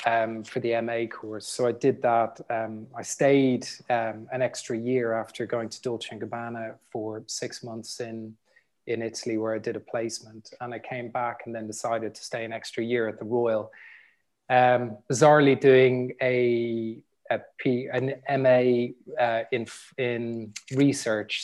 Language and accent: English; Dublin, Leinster, Ireland; growing up in Dublin, in the sort of environment I grew up